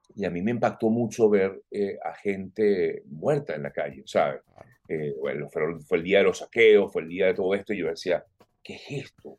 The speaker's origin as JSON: {"language": "Spanish", "town": "Caracas", "region": "Capital District", "country": "Venezuela", "tie": "born or raised there", "moved": "as an adult", "said": "me crié en el Cafetal, en Caracas"}